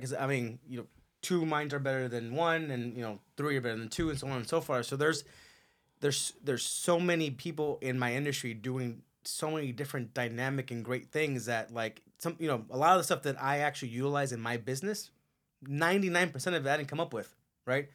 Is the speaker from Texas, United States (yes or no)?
no; Culver City, California, United States; moved away as an adult; also born or lived in Torrance / El Segundo; now in Castaic, United States; most of my upbringing was on the west side.